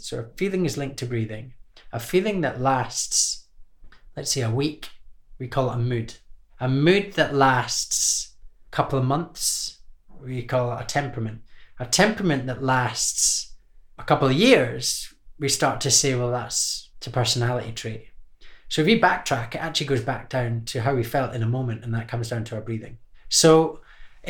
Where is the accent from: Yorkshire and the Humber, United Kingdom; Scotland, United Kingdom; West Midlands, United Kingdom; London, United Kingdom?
Scotland, United Kingdom; growing up in Scotland